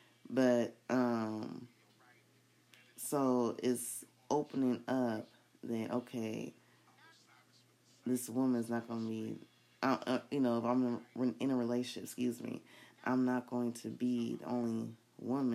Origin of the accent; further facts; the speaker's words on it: United States; I was born in the United States